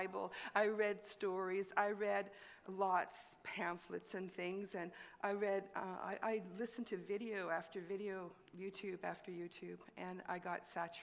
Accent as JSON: {"language": "English", "town": "Montreal", "region": "Quebec", "country": "Canada", "tie": "born or raised there", "moved": "yes", "said": "I grew up in Montreal. I'm a city girl"}